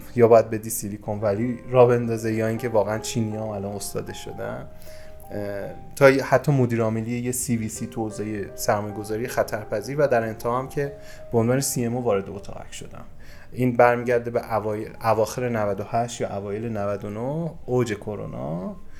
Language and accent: Persian; Yazd Province, Iran; من متولد یزدم همه جای اینو میگم و در واقع بخش بزرگی از زندگیمو توی یزد گذروندم